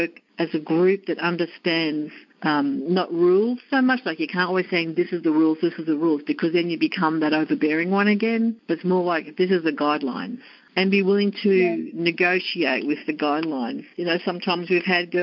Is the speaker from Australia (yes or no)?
yes; Australia; accent: Australian; moved away as an adult; now in United States; As you may tell from my accent, I'm from Australia, and I've come to the US for a change of life